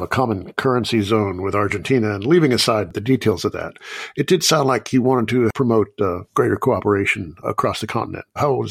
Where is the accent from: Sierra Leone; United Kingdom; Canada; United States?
United States; Being an American